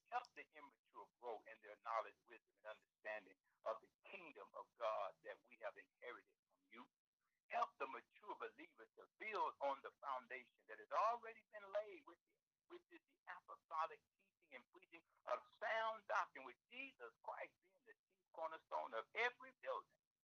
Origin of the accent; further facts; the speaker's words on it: the South, United States; I grew up in the South grew up in a poor, poverty-stricken family. I grew up on a farm